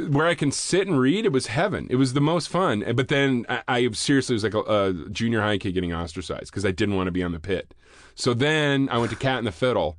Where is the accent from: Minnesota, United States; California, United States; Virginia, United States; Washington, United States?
Washington, United States; Vancouver; moved away; I grew up in Vancouver, Washington